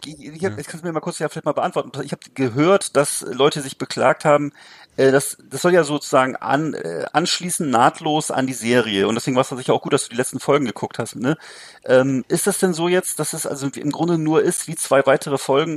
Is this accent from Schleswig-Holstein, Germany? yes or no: no; Rostock, Mecklenburg-Vorpommern, Germany; bei uns in Rostock